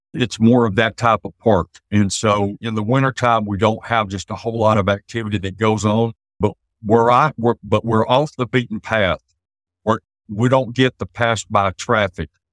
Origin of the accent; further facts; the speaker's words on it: East Texas, United States; We're both from East Texas. I spent most of my adult life in East Texas